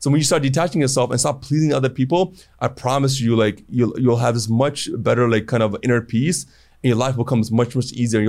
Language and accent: English; Cleveland, Ohio, United States; also born or lived in Toronto, Canada / Chicago, United States; So I grew up in Cleveland, Ohio when I first moved there, 10, 15 years. I hated it.